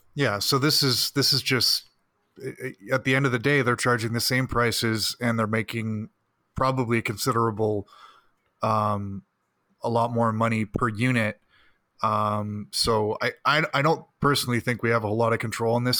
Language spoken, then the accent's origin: English; Burlington, Ontario, Canada; my hometown of Burlington